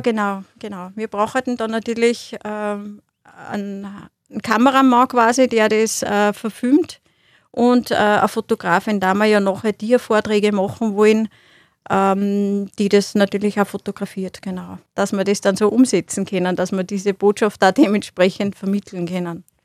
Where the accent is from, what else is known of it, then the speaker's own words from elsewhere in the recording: Austria; bei uns in Österreich